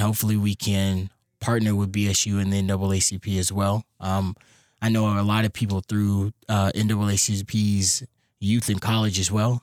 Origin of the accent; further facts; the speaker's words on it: Louisville, Kentucky, United States; I'm from Louisville, Kentucky